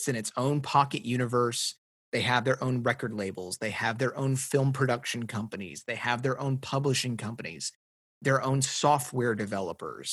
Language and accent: English; Tennessee, United States; I grew up in Tennessee